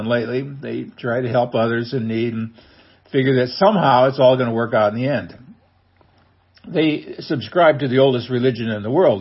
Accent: Nebraska, United States; now in Missouri, United States; I was born in Nebraska, and I'm proud to be a Husker.

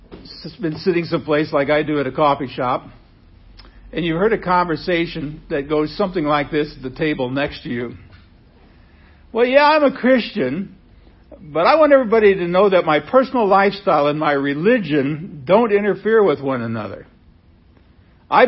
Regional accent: Nebraska, United States; when I was a kid, a teenager, growing up in Nebraska

